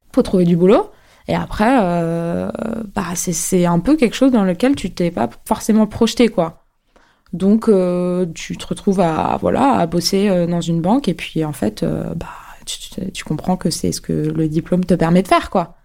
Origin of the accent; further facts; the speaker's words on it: Neuilly-sur-Seine, Île-de-France, France; Je grandis, euh, à Neuilly, euh, jusqu'à, euh, avoir, euh, mon bac